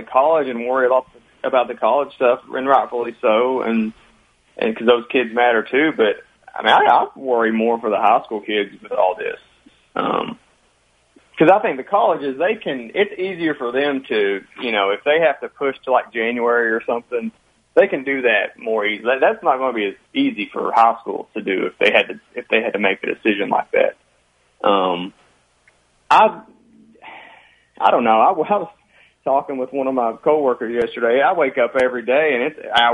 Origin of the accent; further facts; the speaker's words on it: Martin County, Kentucky, United States; I'm from Martin County